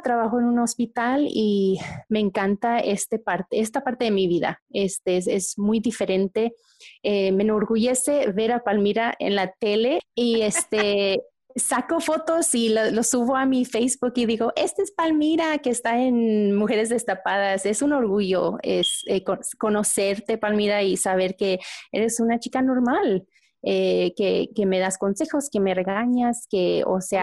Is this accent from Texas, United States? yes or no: yes; Fort Worth, Texas, United States; also born or lived in Guanajuato, Mexico; estoy aquí en, viviendo en Fort Worth, en Texas. Eh, tengo aquí ya desde que tenía yo tres años. Yo nací en México, en Guanajuato